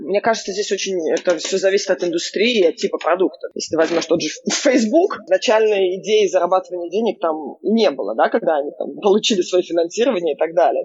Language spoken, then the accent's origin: Russian; Israel; now in New York, United States; я выросла в Израиле